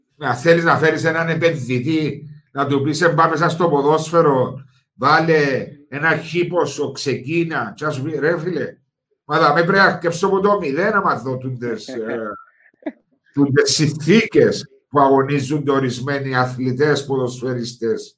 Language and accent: Greek; Cyprus; είναι ο τόπο μου, η χώρα μου